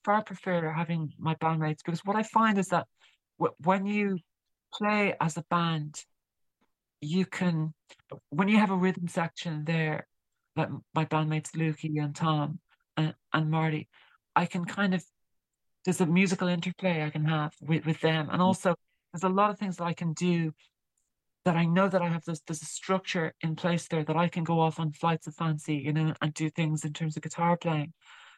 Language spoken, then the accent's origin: English; Ireland; I'm Irish, obviously, and I'm based in Ireland for now at least